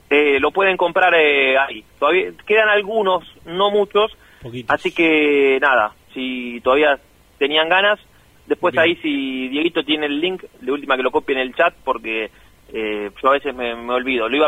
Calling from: Buenos Aires, Argentina; de Villaluro, los escucho siempre y mi voto es Roba

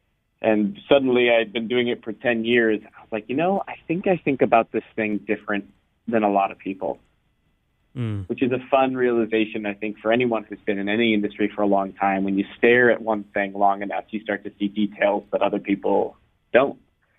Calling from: California, United States; I'm in California, so I think we're in different spots right now

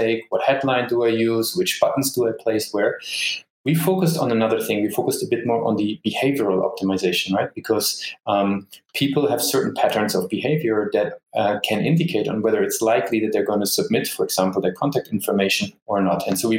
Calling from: Düsseldorf, North Rhine-Westphalia, Germany; also born or lived in Dublin, Ireland; Actually, I'm sitting in a beautiful Düsseldorf, which is in Germany.

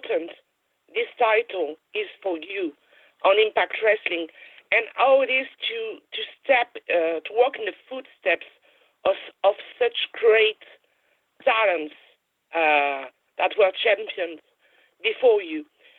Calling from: France; I'm great. I'm calling from France.

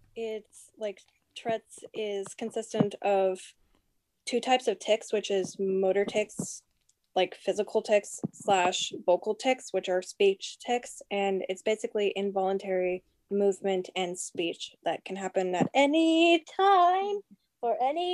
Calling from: New Brunswick, Canada; I'm calling from New Brunswick.

